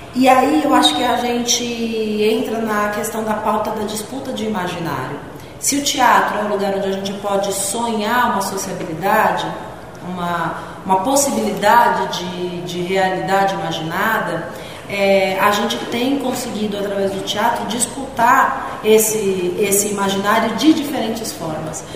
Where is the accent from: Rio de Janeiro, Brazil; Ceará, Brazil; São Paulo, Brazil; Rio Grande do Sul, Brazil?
São Paulo, Brazil; Praia Grande; now in São Paulo, Brazil; eu sou da Praia Grande